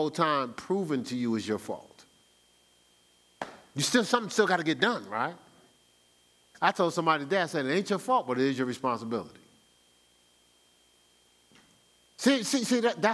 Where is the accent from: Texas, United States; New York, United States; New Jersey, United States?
New Jersey, United States; born or raised there; moved away as an adult; now in Columbus, United States